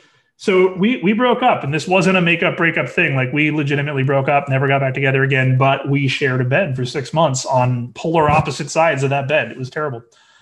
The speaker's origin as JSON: {"language": "English", "region": "California", "country": "United States", "said": "Our prior, we came from Orange County, which had 3 million people."}